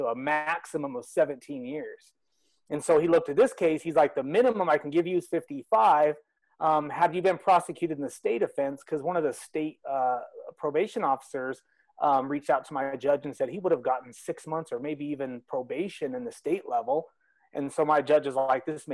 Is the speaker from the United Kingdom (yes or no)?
no; Salt Lake City, Utah, United States; also born or lived in Los Angeles; I'm from Salt Lake City, Utah.